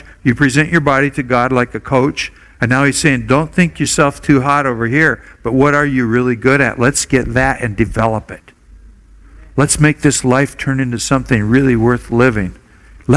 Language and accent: English; Oregon, United States; now in Hawaii, United States; I grew up in Oregon.